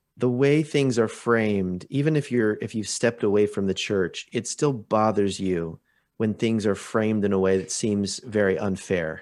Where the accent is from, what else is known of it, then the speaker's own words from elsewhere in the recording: Portland, Oregon, United States; now in Vancouver, Canada; I grew up outside of Portland, Oregon